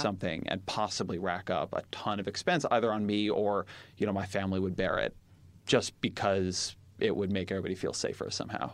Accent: Irvine, California, United States; I'm from Irvine

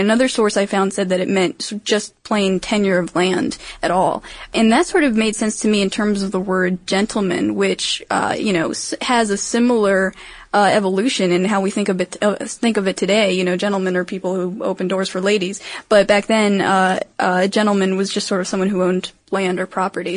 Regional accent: Maryland, United States; I'm from Maryland, in case you didn't know, and jousting is actually our official sport

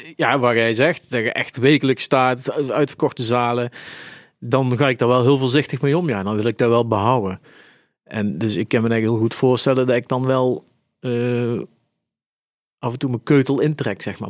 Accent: Eindhoven, North Brabant, Netherlands; moved away as an adult; now in Zaltbommel, Netherlands; ik ben geboren en getogen in Eindhoven

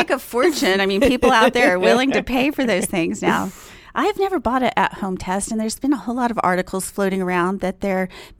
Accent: New York City, New York, United States; being a New Yorker and everything, you're really mm-hmm. big into keeping the buildings as is.

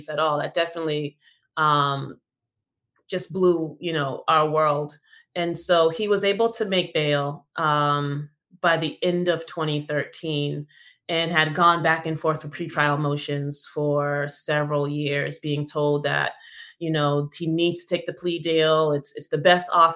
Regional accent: Massachusetts, United States; I'm from Massachusetts

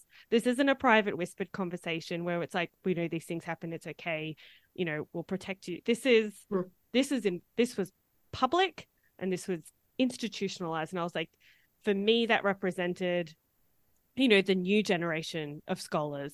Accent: Australia; the Australian anthropologists

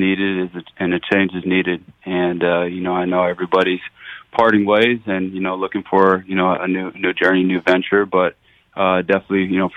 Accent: Arizona, United States; moved away as an adult; now in Jacksonville, United States; bringing me to Arizona, got to play for my hometown team

